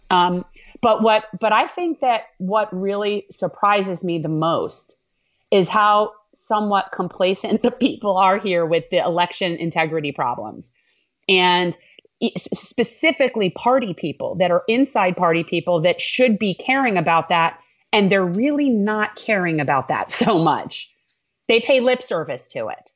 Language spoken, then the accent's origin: English; North Miami, Florida, United States; I'm a native Floridian. I was born in North Miami, Florida